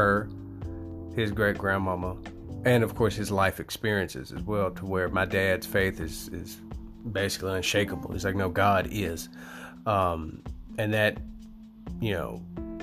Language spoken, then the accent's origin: English; Tennessee, United States; I'm from the U.S., I'm from Tennessee, born and raised.